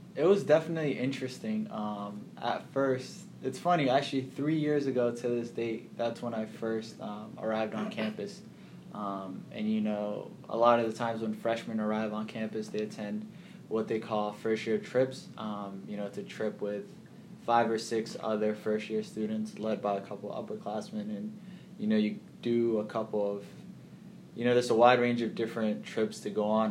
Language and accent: English; Boston, Massachusetts, United States; also born or lived in Kenya / Somalia / Nashville / Portland, Maine; grew up in Boston. Went through Boston public schools from, you know, elementary school all up until graduation, high school